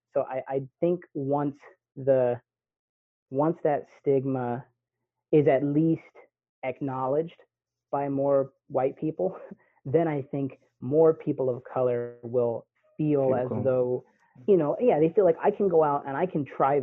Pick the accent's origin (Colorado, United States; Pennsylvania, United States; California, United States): California, United States; Pittsburg; I grew up here in the Bay Area, and you know, my dad did a really good job of keeping me from going places